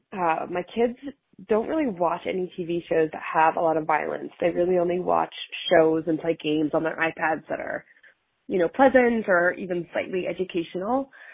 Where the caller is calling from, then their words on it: Washington, District of Columbia, United States; I'm calling from Washington, D C